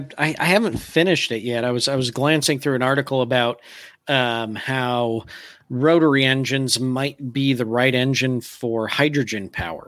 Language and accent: English; Saginaw, Michigan, United States; I grew up near Saginaw, Michigan. I grew up in GM country